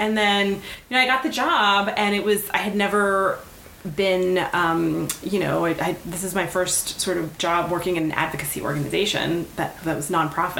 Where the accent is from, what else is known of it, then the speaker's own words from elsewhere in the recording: Miami, Florida, United States; moved away as an adult; I grew up in Miami around like a bunch of Cubans, Colombians, Venezuelans. I have a really weird accent.